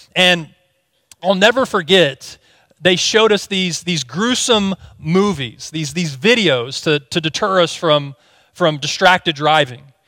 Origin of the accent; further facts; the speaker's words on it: Indiana, United States; moved away as an adult; also born or lived in Texas; my wife and I were born and raised in Indiana, but in two thousand seven, we moved to Texas